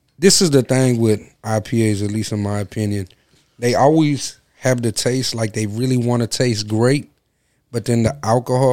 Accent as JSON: {"language": "English", "town": "Houston", "region": "Texas", "country": "United States", "tie": "born or raised there", "said": "growing up in Houston, Budweiser was the motherfucking beer to drink"}